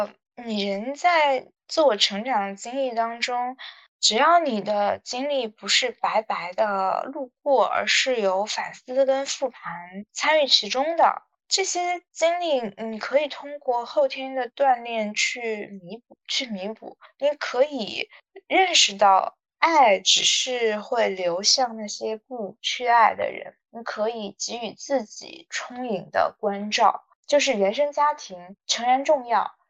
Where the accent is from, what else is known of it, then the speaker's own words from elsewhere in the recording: North China, China; 我也很很喜欢我的家乡。就是华北电子荒原十八线小城啊